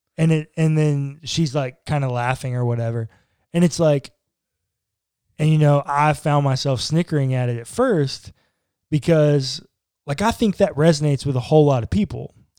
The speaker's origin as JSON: {"language": "English", "country": "United States"}